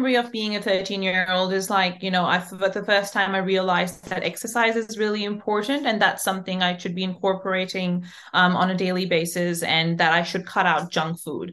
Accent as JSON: {"language": "English", "country": "Pakistan", "said": "I'm from Pakistan"}